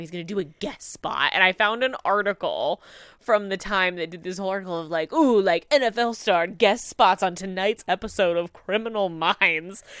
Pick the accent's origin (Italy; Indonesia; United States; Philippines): United States; Midwest; growing up in the Midwest, like, the Packers are a big deal where I come from